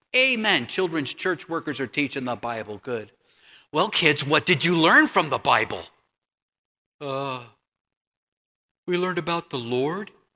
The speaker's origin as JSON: {"language": "English", "town": "Huntington Beach", "region": "California", "country": "United States", "tie": "born or raised there", "moved": "as an adult", "said": "I grew up in Huntington Beach, California, Huntington Beach, California"}